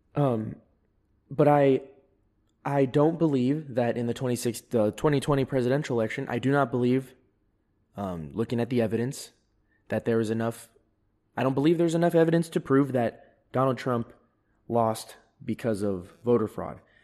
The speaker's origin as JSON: {"language": "English", "town": "Fairfield", "region": "California", "country": "United States", "tie": "born or raised there", "also_born_or_lived": "San Diego", "moved": "yes", "said": "because I'm from California. I was born there. I've lived in there multiple occasions"}